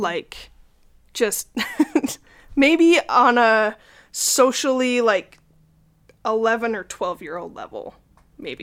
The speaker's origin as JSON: {"language": "English", "town": "Salt Lake City", "region": "Utah", "country": "United States", "tie": "born or raised there", "said": "I grew up in Salt Lake and currently still live there"}